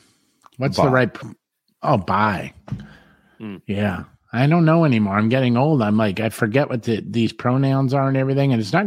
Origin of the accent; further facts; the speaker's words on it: Southern California, United States; I'm a freaking Hollywood hairdresser, but it's like, God, man, I'm old and I'm afraid to say the wrong thing. Like, I grew up in Southern California. So every other word's like, dude, what's up?